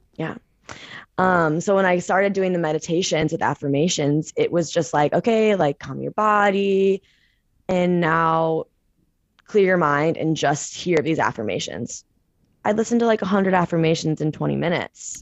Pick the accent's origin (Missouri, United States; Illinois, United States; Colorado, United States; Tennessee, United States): Missouri, United States; St. Louis; moved away as an adult; now in San Francisco, United States; I am originally from Saint Louis, Missouri, and I moved out to San Francisco, California about two, three years ago